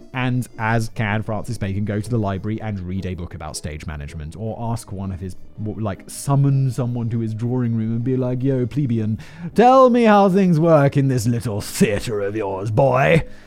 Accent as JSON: {"language": "English", "country": "United Kingdom", "said": "I'm British"}